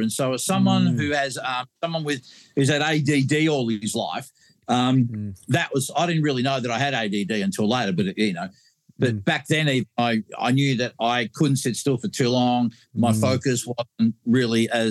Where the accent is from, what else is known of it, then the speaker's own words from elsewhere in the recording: Australia; I'm from Australia